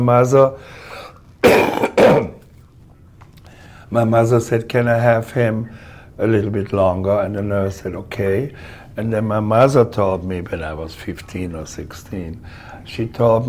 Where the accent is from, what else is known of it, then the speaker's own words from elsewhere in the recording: Cologne, North Rhine-Westphalia, Germany; English is a second language; moved away; I grew up in a horrible time in Germany, because there was nothing